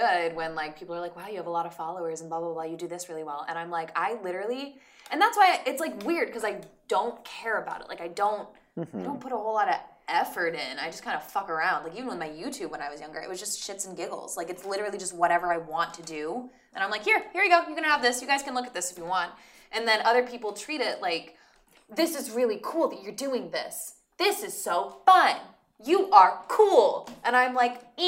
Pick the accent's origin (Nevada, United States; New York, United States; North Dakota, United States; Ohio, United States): Nevada, United States; Reno; moved away as an adult; now in Los Angeles, United States; I'm from Reno.